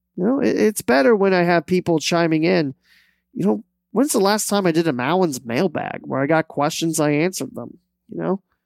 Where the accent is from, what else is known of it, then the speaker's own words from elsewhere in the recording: Dayton, Ohio, United States; I cover local sports because this is my hometown. This is my home area. This is where I grew up